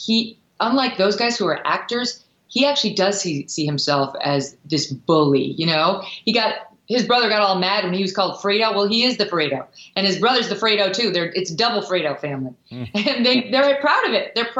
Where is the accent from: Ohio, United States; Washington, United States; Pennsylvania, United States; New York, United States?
New York, United States; And I felt that way as a New Yorker.